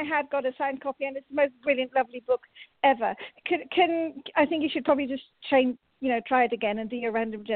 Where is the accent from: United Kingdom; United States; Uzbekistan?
United Kingdom; England; I'm from England